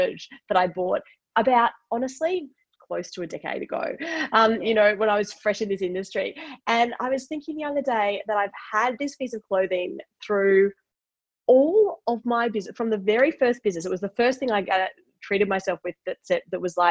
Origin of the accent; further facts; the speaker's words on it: Queensland, Australia; I'm a Queenslander, right? I grew up in Queensland